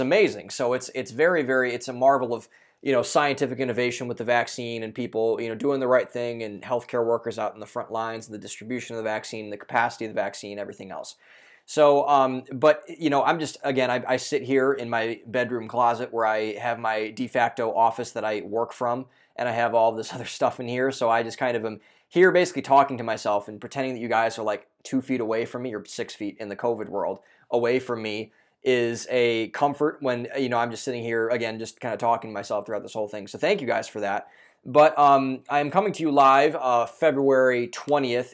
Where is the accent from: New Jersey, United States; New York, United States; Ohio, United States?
Ohio, United States; moved away; I'm from Ohio originally, so I was still living with my parents at the time